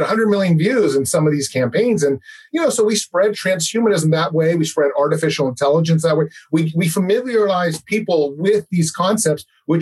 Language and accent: English; Los Angeles, California, United States; now in San Francisco, United States; I live in San Francisco. I was born in Los Angeles, but I do have a dual citizenship. So all my blood is from Hungary